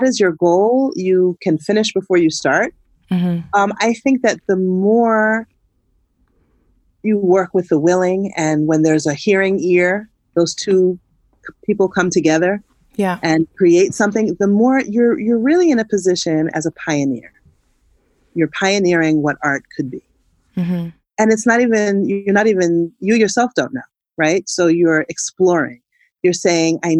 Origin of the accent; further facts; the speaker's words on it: United States; as a African-American woman